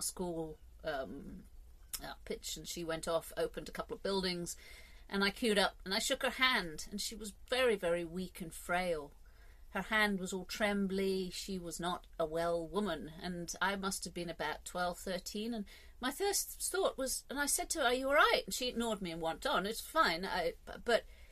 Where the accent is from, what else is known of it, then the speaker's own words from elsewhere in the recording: England, United Kingdom; I'm English